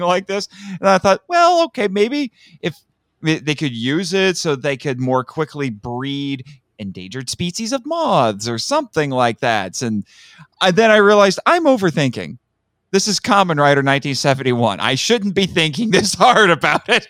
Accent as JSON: {"language": "English", "region": "Indiana", "country": "United States", "said": "I'm from Indiana"}